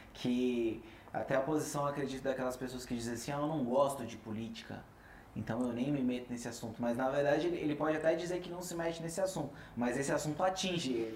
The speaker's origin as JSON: {"language": "Portuguese", "country": "Brazil", "said": "Falando assim como brasileiro"}